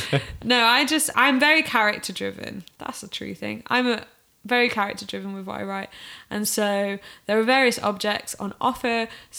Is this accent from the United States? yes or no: no; South East England, United Kingdom; now in Manchester, United Kingdom; I've lived in Manchester for 6-7 years and I'm from Oxfordshire which you can probably hear nuances of throughout.